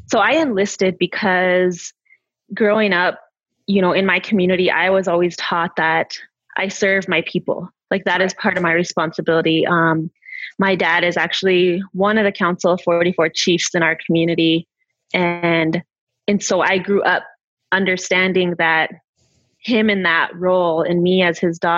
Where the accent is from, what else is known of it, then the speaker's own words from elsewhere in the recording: Northern Cheyenne Indian Reservation, Montana, United States; raised on the Northern Cheyenne Indian Reservation in Montana